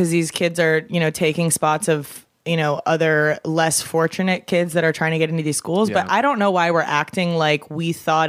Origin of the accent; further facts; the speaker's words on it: Midwest, United States; I'm from the Midwest, so that's like the popular test there.